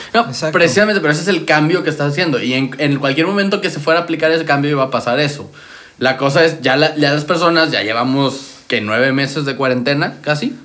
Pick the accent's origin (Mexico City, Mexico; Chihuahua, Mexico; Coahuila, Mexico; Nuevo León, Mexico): Nuevo León, Mexico; Monterrey; yo soy de Monterrey